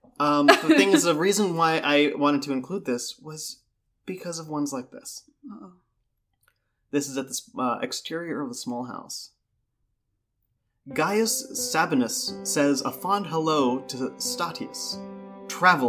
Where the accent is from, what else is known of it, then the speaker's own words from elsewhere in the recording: United States; as an American